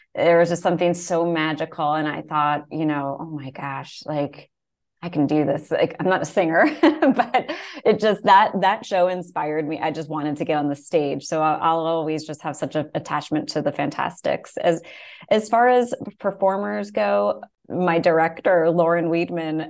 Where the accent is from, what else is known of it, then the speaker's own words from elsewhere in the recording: New York, United States; I grew up in New York, like just outside the city